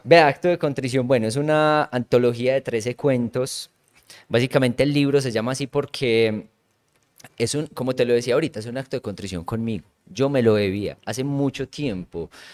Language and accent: Spanish; La Ceja, Antioquia, Colombia; moved away as an adult; now in La Unión, Colombia; yo soy de La Ceja, pero en este momento vivo en La Unión